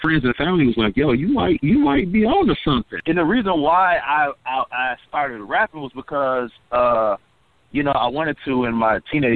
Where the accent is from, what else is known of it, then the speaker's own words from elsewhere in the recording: Pontiac, Michigan, United States; we are from Pontiac, Michigan, but not too far from Detroit